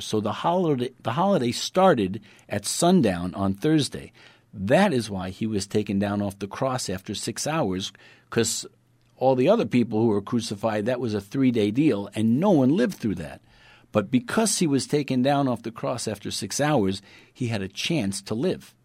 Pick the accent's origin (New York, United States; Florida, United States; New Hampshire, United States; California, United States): New York, United States; New York City; I'm from Brooklyn